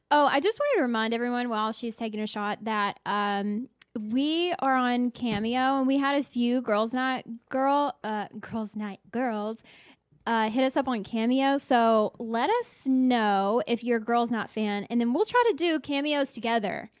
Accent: the South, United States; I'm from the South

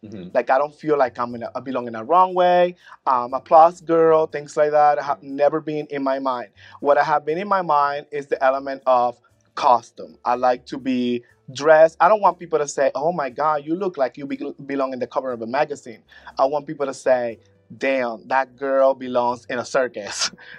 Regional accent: Puerto Rico; moved away as an adult; now in Orlando, United States; As soon as I moved to Orlando from Puerto Rico in 2000, I started doing talent shows.

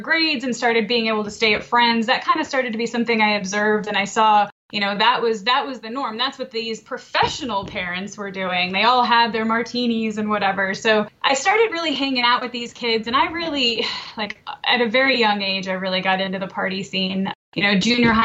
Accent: Connecticut, United States; moved away as an adult; also born or lived in Maryland; now in Westminster, Maryland, United States; originally I'm from Connecticut, but I've been in Maryland for about 10 years now

